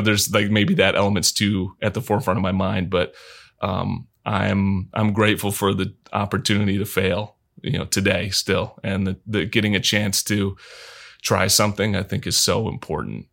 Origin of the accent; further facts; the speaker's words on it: Michigan, United States; I'm from Michigan